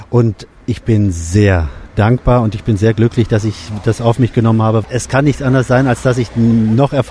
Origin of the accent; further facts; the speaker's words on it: Bielefeld, North Rhine-Westphalia, Germany; Ich komme aus Bielefeld, aus Deutschland.